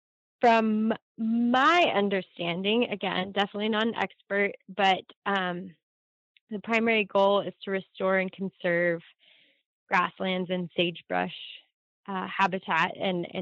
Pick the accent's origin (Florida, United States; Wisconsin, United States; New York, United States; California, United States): California, United States; in my hometown, we have a ton of Scotch broom, and a lot of Medusa head and barbed goat grass on our rangelands. And those are plants that are never going to leave the landscape in California